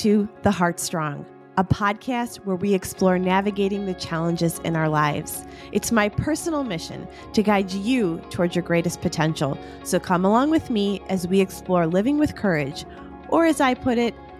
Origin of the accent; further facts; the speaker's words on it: Illinois, United States; He's a native of Illinois, which is my home state